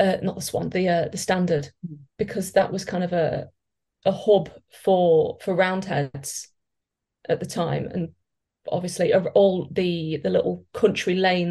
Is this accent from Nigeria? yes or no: no; Lincolnshire, East Midlands, United Kingdom; I'm from Lincolnshire, and we are the county that everyone forgets exists